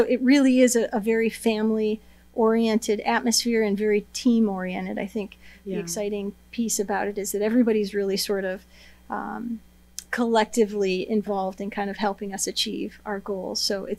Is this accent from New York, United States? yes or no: yes; Seneca Falls, New York, United States; also born or lived in Manhattan; So born and raised in Seneca Falls, have spent the majority of my life here.